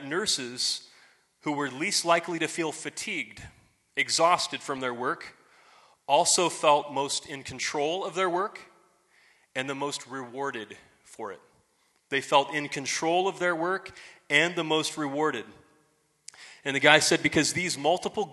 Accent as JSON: {"language": "English", "country": "United States", "said": "here we're all good Americans"}